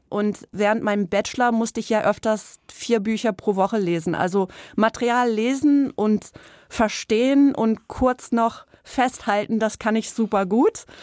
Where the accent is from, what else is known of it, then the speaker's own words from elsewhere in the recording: East Coast, United States; also auf der Ostküste in den USA aufgewachsen und wir sind dann öfters immer nach Rhode Island hochgefahren.